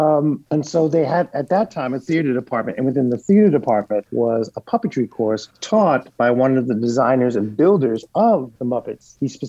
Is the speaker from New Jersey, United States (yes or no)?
no; New York, United States; She was holding down two jobs to send me through private school because I grew up in Central Harlem.